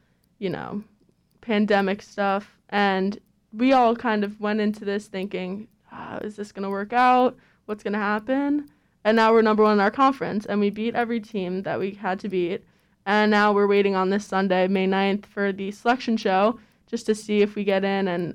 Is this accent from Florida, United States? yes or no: no; New York, United States; moved away; I'm from New York